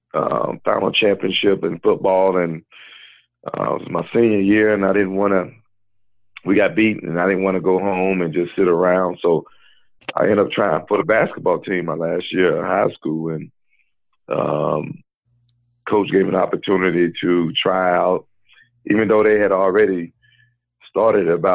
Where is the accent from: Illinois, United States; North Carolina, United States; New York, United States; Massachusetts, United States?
North Carolina, United States; Gastonia; my hometown Gastonia